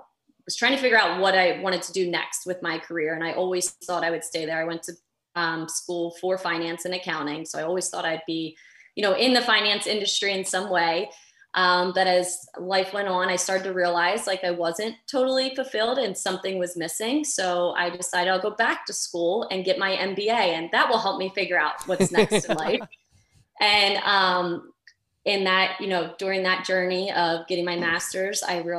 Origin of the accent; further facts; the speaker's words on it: Delaware, United States; I am from the small state of Delaware, but the first state.